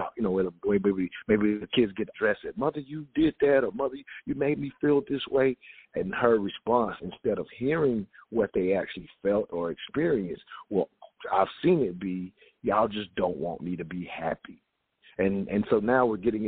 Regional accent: the South, United States; growing up in the South

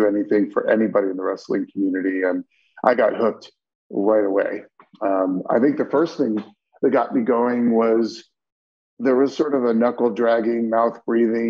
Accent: State College, Pennsylvania, United States; I grew up in State College

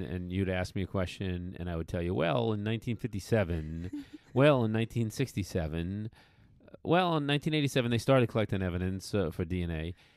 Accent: just west of Boston, Massachusetts, United States; moved away; In my home state of Massachusetts, out out west, you know, I grew up just west of Boston

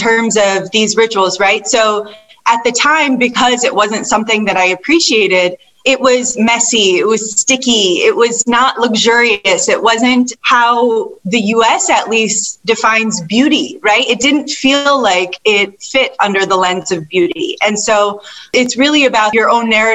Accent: Detroit, Michigan, United States; the area I grew up in Detroit was predominantly Caucasian

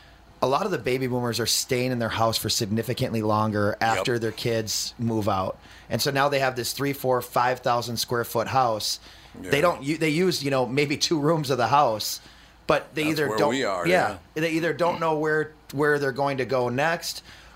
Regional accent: Fridley, Minnesota, United States; Like, I mean, I'm from Fridley and you know, we had a 1400 square foot house for five of us and we made it work.

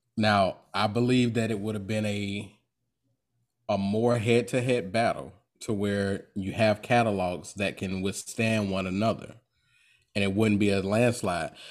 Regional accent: Jacksonville, Florida, United States; I'm from Duval County

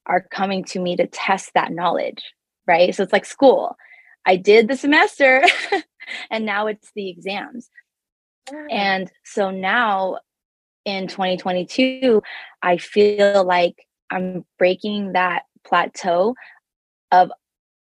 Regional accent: Toronto, Ontario, Canada; now in Bay Area, United States; I was born and raised in Toronto, Canada, and I found myself in California, specifically the Bay Area

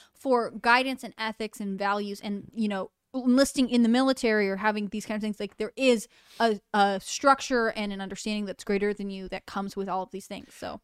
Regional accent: Connecticut, United States; I grew up in Connecticut

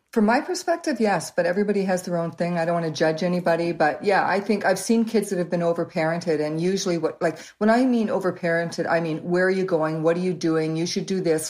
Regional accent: Waterloo, Ontario, Canada; also born or lived in Canada (born, various cities); by the time I was about four or five, we moved to Waterloo, and that's where we've lived ever since

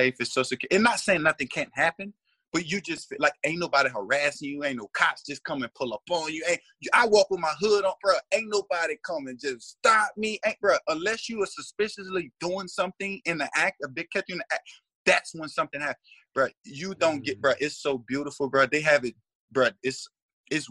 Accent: United States; moved away as an adult; now in Canada; oh, you from the States? I'm like, yeah

